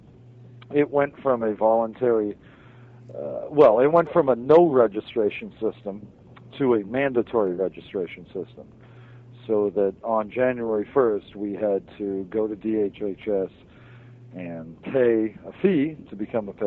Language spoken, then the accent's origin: English; Hawaii, United States; now in Maine, United States; I'm from Hawaii